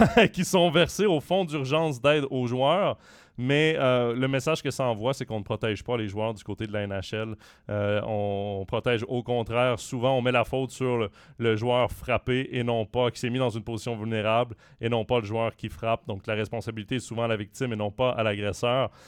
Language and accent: French; Switzerland; chez nous en Suisse